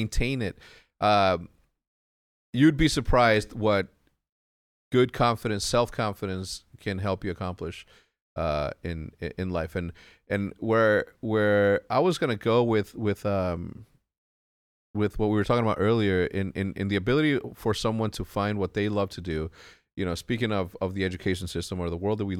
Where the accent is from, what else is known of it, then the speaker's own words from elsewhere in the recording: El Paso, Texas, United States; born there; I was born in El Paso, Texas. When? 1980. Graduated high school in 1997.